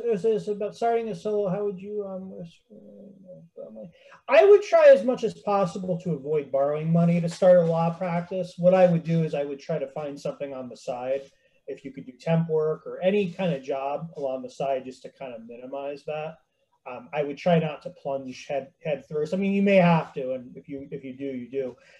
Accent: Vermont, United States; now in Boston, United States; I came from Vermont to Boston, so I kind of understand that.

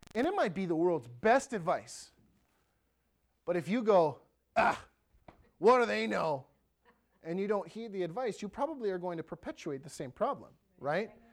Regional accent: Ellsworth, United States; the town of Ellsworth, my hometown, three thousand people

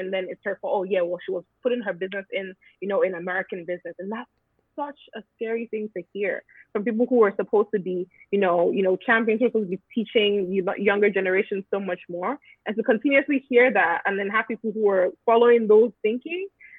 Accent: Nigeria; now in United States

